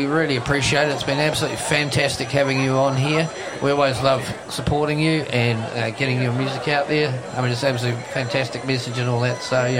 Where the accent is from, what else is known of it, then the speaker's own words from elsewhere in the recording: New Zealand; as a New Zealander, we're extremely proud to have you here